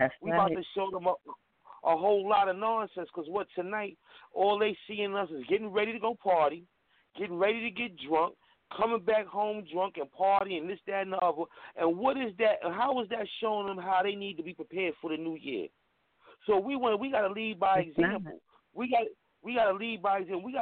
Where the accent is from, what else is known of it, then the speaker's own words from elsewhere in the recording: New York City, New York, United States; I'm born and raised in Harlem, New York